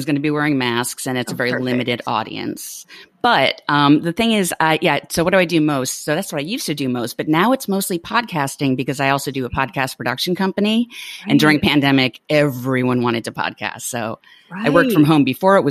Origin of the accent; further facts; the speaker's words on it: New York City, New York, United States; also born or lived in Minnesota / Brooklyn; A native New Yorker born and raised in the Bronx.